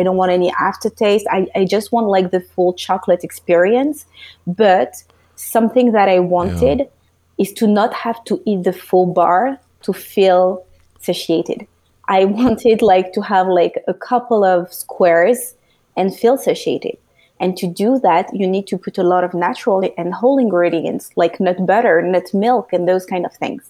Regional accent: France; moved away as an adult; now in United States; I was born and raised in France, so which is close to Belgium

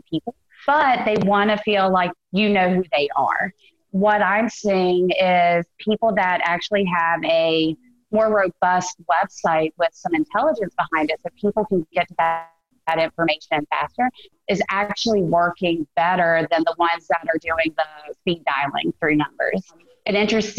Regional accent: Greenville, South Carolina, United States; I'm from Greenville, South Carolina in the States.

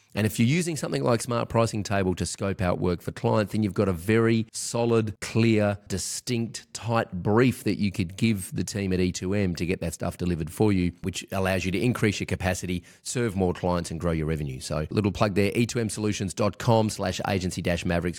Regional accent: Australia; I'm Australian

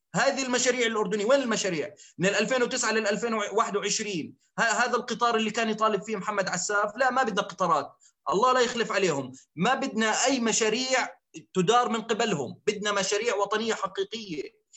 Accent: Zarqa, Zarqa Governorate, Jordan; انا ابن الزرقاء

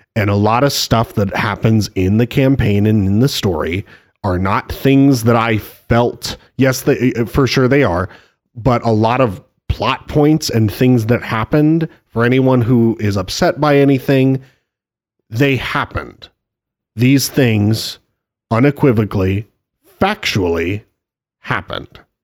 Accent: Spokane, Washington, United States; moved away; growing up in Spokane

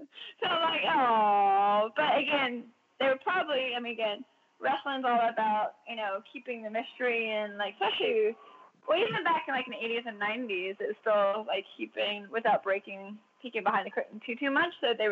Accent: Georgia, United States; No, man, we're from Georgia, we're from here, you know.

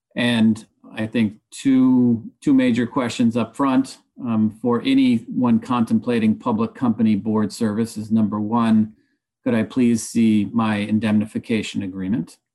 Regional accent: Nicaragua; moved away; also born or lived in upstate New York; I've certainly tried to invest in my hometown of Nicaragua

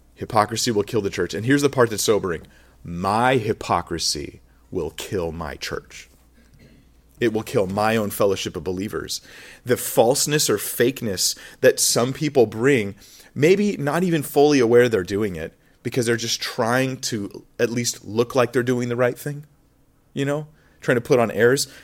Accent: United States; moved away; when I grew up in America

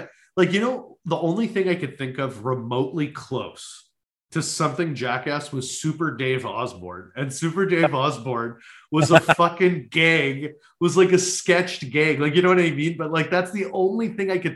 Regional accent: Winnipeg, Manitoba, Canada; also born or lived in Toronto; Born and raised in Winnipeg. I lived in Toronto for 5 years

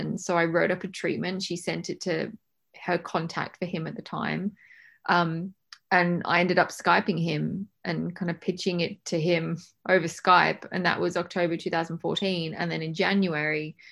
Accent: Australia; moved away as an adult; now in England; I was born in England, but I went to high school and university in Australia

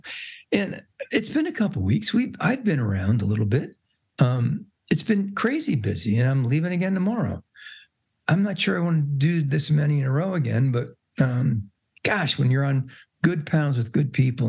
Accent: East Coast, United States; we grew up together on the East Coast.

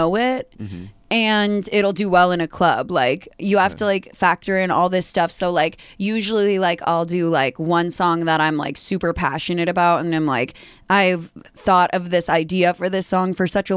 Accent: Dallas, Texas, United States; now in Chicago, United States; I'm from Dallas, Texas

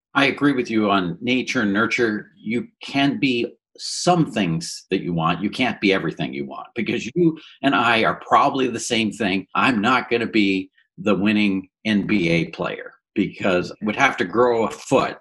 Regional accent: Woodstock, Ontario, Canada; I grew up in Woodstock, Ontario

